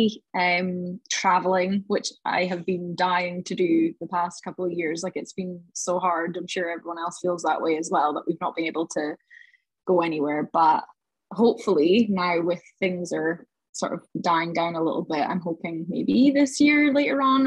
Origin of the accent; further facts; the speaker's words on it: Highlands of Scotland, United Kingdom; I grew up and I'm from the Highlands of Scotland